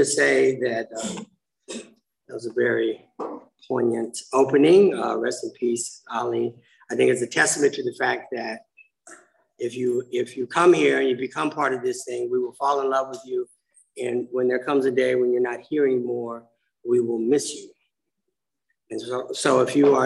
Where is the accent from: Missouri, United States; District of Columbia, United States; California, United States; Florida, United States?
California, United States; Inglewood; now in Pasadena, United States; When I was a little kid, we moved to a racially mixed neighborhood. It made perfect sense. There's a place called Inglewood, California